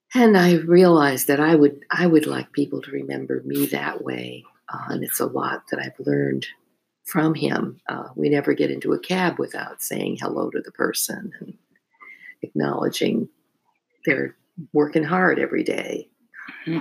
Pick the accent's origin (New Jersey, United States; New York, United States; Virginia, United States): New Jersey, United States; also born or lived in North Plainfield, New Jersey / Hunterdon County, New Jersey; I grew up in New Jersey and went to school in North Plainfield, New Jersey